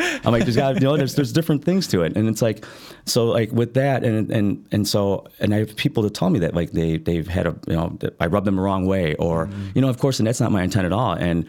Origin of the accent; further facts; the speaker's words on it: Chicago, Illinois, United States; I'm a host from Chicago.